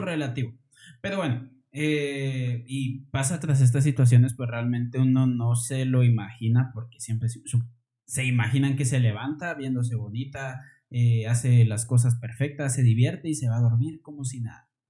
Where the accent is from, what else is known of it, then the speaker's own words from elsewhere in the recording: Guatemala; somos de Guatemala